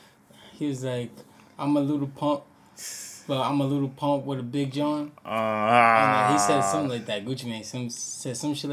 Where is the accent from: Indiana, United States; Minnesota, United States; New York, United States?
New York, United States; New York City; We both from Brooklyn.